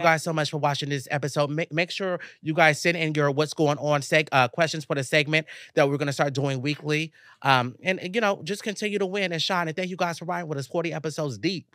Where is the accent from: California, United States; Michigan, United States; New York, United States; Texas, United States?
Texas, United States; moved away; my mom's house in Texas